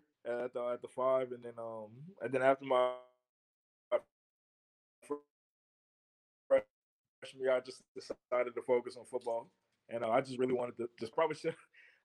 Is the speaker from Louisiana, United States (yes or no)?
yes; Des Allemands, Louisiana, United States; I'm from Deschamps, Louisiana in St. Charles Parish. You know, very small town